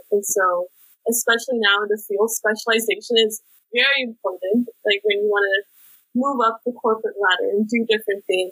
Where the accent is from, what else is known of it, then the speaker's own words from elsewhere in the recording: Bay Area, California, United States; moved away as an adult; now in Seattle, United States; I'm originally from the Bay Area, so I grew up around a lot of tech and entrepreneurship